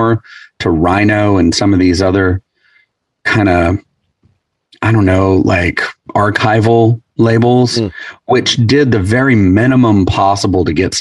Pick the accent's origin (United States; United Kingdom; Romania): United States; East Tennessee; I grew up in East Tennessee